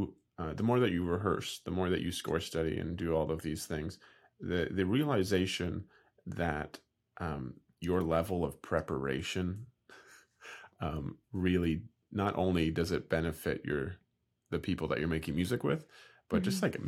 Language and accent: English; Canada; I'm I'm the Canadian